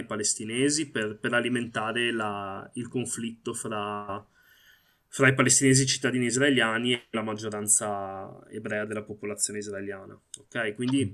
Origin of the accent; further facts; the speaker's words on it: Italy; sono nato qui, i miei genitori sono insomma arrivati in Italia negli anni 80